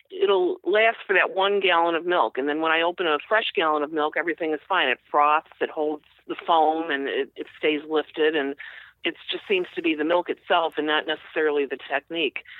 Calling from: Norridge, Illinois, United States; Norridge, Illinois, Chicago.

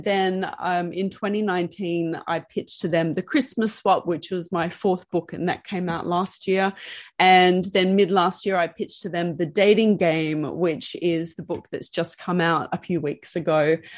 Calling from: Melbourne, Victoria, Australia; I'm calling from Melbourne, Australia.

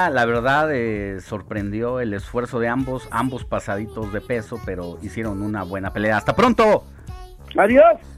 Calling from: Tecámac, State of Mexico, Mexico; lo escuchamos, los escuchamos cada fin de semana desde Tecámac, Estado de México

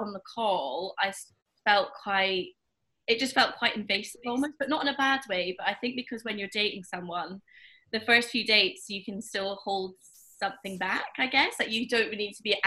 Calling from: Edinburgh, Scotland, United Kingdom; I'm calling from Edinburgh

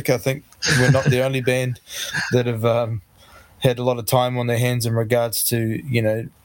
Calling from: Tauranga, Bay of Plenty, New Zealand; so we're in in the in Tauranga, which is east coast of the North Island in the Bay of Plenty, in New Zealand. So uh, yeah

